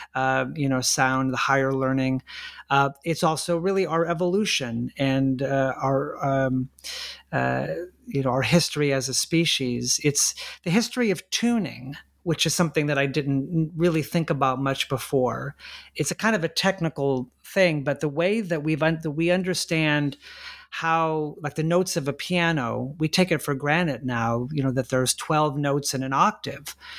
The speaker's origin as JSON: {"language": "English", "town": "La Mirada", "region": "California", "country": "United States", "tie": "born or raised there"}